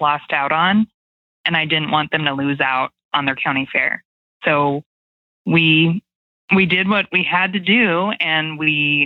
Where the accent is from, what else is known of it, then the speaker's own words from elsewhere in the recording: Iowa, United States; moved away as an adult; now in Idaho, United States; I'm an Iowa farm girl, and I grew up in the fair industry and showing livestock, and made the move to Idaho